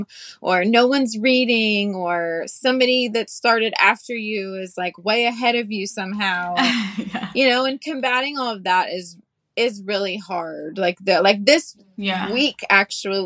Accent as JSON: {"language": "English", "region": "the South", "country": "United States", "tie": "born or raised there", "said": "growing up in the South"}